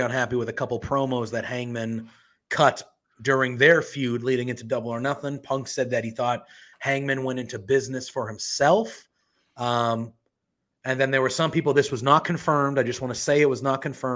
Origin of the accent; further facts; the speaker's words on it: Boston, Massachusetts, United States; I'm from Boston.